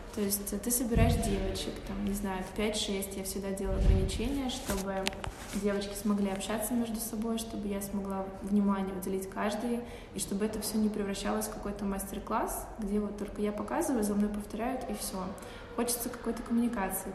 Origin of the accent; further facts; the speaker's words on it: Novosibirsk, Novosibirsk Oblast, Russia; moved away as an adult; also born or lived in Chukotka / Saint Petersburg; now in Moscow, Russia; Я долгое время жила в Новосибирске, но родилась я не там. Я родилась на Чукотке